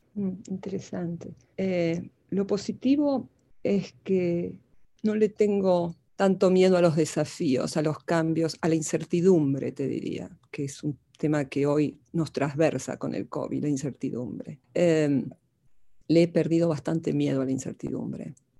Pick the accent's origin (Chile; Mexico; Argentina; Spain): Argentina; Buenos Aires; moved away as an adult; now in United States; En Buenos Aires. En, mis padres vivían en Villa del Parque cuando, cuando nací